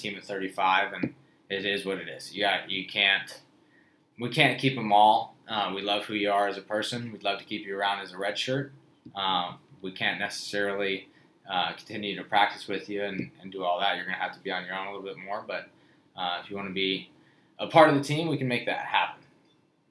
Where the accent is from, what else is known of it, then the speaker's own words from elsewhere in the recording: Winters, California, United States; moved away as an adult; now in San Diego, United States; born and raised in Winters, California, a super small town outside of Davis, from Northern California